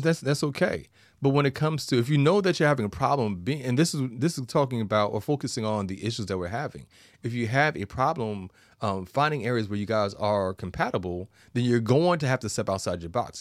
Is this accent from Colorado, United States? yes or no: no; New York, United States; I'm a New Yorker